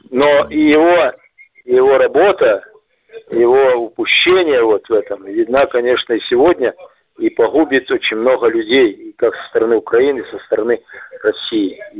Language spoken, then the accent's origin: Russian; Belarus; я белорус, ты русский, неважно, да.